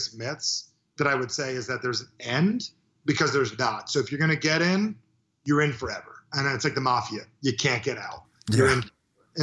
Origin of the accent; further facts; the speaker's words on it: New Jersey, United States; I'm from New Jersey